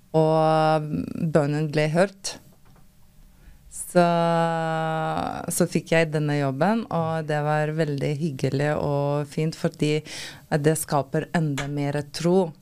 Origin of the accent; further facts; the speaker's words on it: Lithuania; Norwegian is a second language; moved away as an adult; now in Norway; Jeg kom fra Litauen uh, for fem år siden